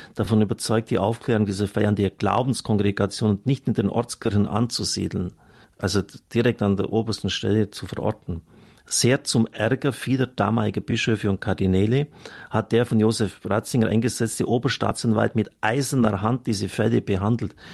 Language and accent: German; Germany; Wir können als Deutsche eigentlich nur stolz sein